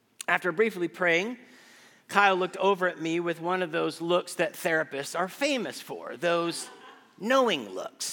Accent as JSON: {"language": "English", "country": "Guatemala", "tie": "born or raised there", "also_born_or_lived": "Texas", "moved": "as an adult", "lives_now": "Austin, United States", "said": "As a child growing up in Guatemala, I attended a private"}